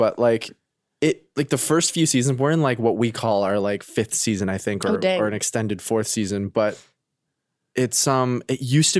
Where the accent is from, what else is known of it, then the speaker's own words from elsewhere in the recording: Canada; now in United States; They know I'm Canadian.